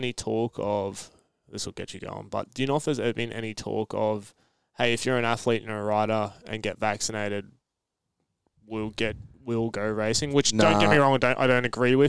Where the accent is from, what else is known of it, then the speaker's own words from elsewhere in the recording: Australia; also born or lived in London; being Australian